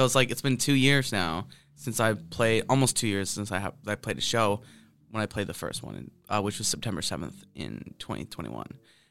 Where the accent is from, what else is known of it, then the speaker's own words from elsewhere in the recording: Canada; I'm from Canada.